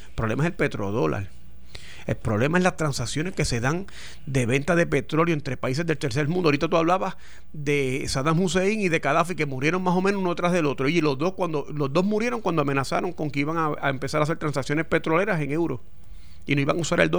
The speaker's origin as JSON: {"language": "Spanish", "country": "United States", "said": "Bueno, en principio sí porque yo soy americano"}